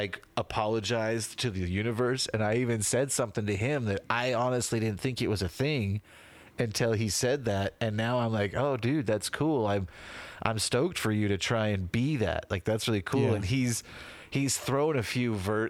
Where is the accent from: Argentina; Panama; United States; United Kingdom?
United States; Utah; We grew up in Utah County, Utah